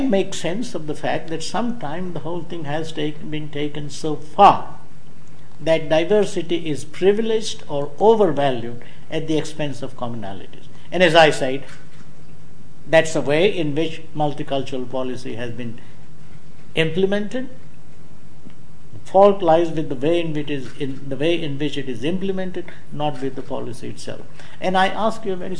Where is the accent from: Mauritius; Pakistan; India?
India; now in Hull, United Kingdom; I happen to be an Indian